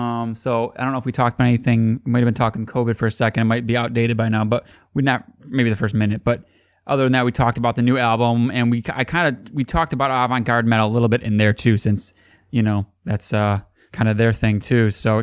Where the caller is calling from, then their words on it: Michigan, United States; I'm calling from Michigan